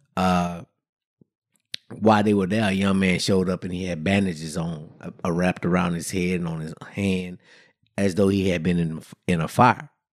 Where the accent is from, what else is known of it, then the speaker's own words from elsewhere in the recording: Brenham, Texas, United States; I grew up in, uh, in a small town, Brenham, Texas